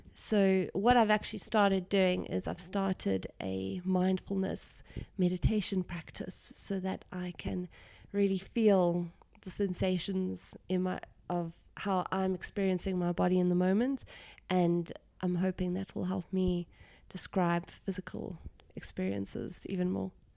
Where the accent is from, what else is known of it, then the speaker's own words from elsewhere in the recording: South Africa; being South African